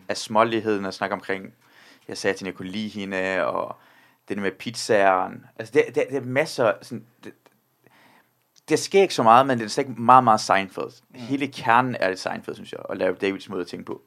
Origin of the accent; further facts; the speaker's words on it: Iran; now in Denmark; jeg er selv iraner